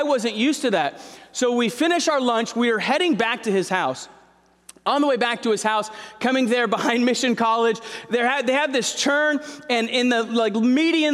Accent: Santa Clara, California, United States; I was born in Santa Clara. We were there for a few years, moved away, and then we moved back right before my seventh grade year

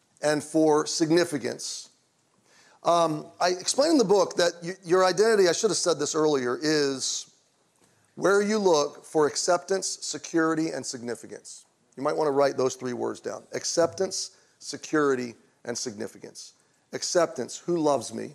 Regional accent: Baltimore, Maryland, United States; I was born in Baltimore, Maryland in 1969

